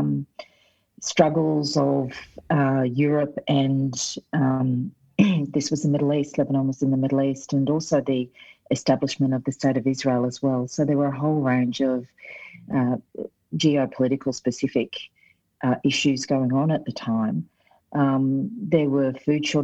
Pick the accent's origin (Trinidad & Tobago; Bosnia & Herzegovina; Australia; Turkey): Australia; Brisbane, Queensland; born and raised in South Brisbane